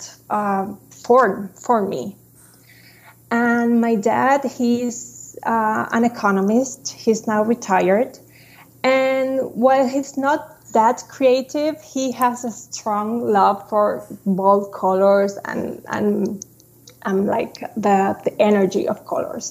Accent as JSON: {"language": "English", "town": "Santiago", "region": "Santiago Metropolitan Region", "country": "Chile", "tie": "born or raised there", "moved": "as an adult", "lives_now": "Chicago, United States", "said": "I was born in Santiago, Chile, and I have lived all my life there until 2019 when I moved to Chicago to live with my husband."}